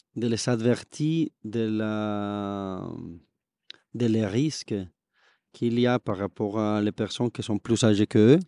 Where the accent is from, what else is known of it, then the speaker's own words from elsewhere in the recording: Bogotá, Colombia; French is a second language; moved away as an adult; now in Toulouse, France; si je viens de Bogota, ma famille vient de la région du café